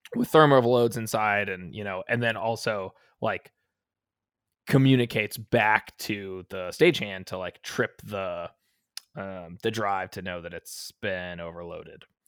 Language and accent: English; Las Vegas, Nevada, United States; moved away; Vegas, which is my hometown.